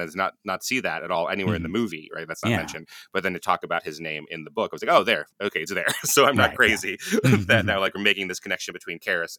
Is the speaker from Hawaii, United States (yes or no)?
yes; Hawaii, United States; I was growing up in Hawaii in the 80s